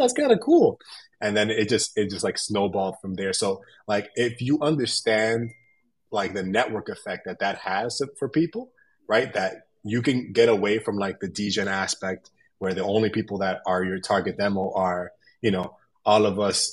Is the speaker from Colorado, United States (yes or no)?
no; New York City, New York, United States; I'm from New York City.